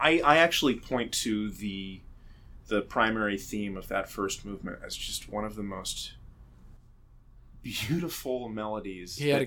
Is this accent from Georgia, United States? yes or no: no; Philadelphia, Pennsylvania, United States; now in New York, United States; the Philadelphia Orchestra, my hometown band.